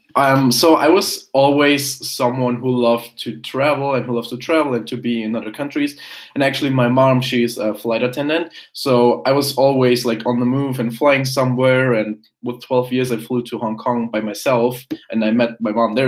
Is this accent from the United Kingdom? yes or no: no; Germany; English is a second language; I was born in Germany. Um, went to went to primary school there, high school, all that kind of stuff